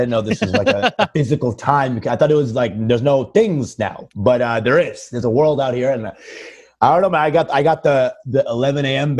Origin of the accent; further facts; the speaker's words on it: Texas, United States; like, I'm in town from Texas